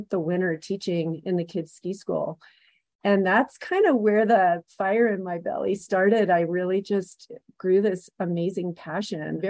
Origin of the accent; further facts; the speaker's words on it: San Francisco Bay Area, California, United States; moved away as an adult; now in Breckenridge, United States; I'm a California native. I grew up in the San Francisco Bay Area